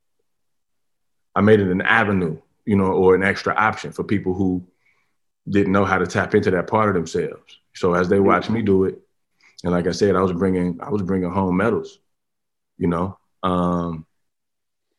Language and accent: English; Harvey, Illinois, United States; I'm from Harvey, Illinois, and that's a hood where, you know, part of my survival was basketball